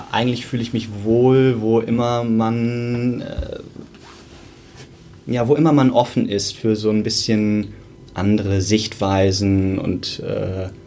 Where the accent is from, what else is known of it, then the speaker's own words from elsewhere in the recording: Hamburg, Germany; Ich komme aus Hamburg